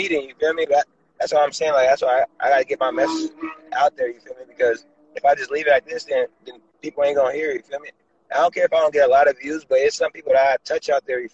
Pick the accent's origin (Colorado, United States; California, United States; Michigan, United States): California, United States; East Palo Alto; I'm from the Bay Area, East Palo Alto, California